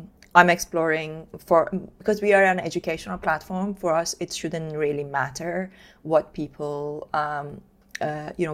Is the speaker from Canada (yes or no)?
no; Iran; moved away as an adult; I was born and brought up in Iran